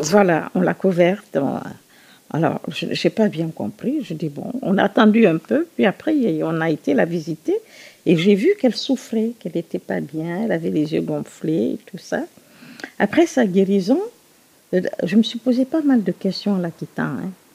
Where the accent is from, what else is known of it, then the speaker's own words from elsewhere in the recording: Conakry, Guinea; J'ai grandi en Guinée, mon pays euh, d'origine. Je suis guinéenne, évidemment. Et j'ai grandi à Conakry